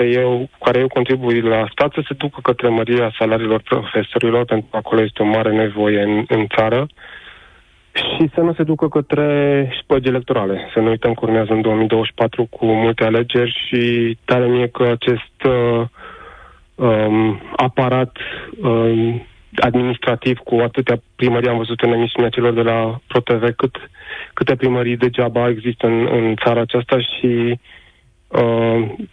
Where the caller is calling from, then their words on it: Sibiu, Sibiu County, Romania; din Sibiu, am 40 de ani, sunt ITist.